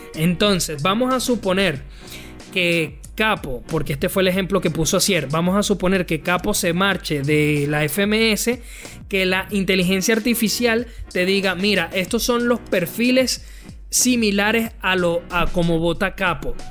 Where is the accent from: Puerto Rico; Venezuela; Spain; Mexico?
Venezuela; yo como venezolano